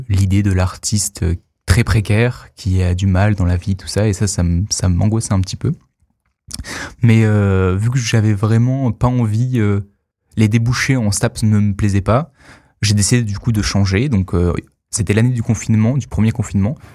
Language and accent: French; Arles, Provence-Alpes-Côte d'Azur, France; Alors à la base, donc je viens de Arles, dans le sud, même si j'ai quelques racines parisiennes.